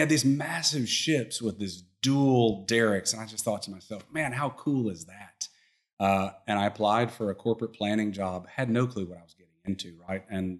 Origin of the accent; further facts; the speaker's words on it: Arkansas, United States; moved away as an adult; now in Houston, United States; I came to Houston from Arkansas to be a natural gas trader.